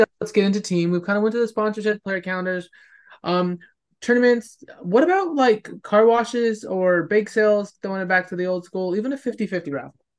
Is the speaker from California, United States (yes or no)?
yes; California, United States; now in Texas, United States; growing up in California